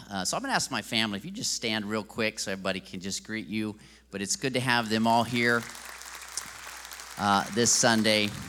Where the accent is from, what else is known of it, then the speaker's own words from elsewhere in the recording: Brazil; And so, of course, I grew up in Brazil and learned the Portuguese language there.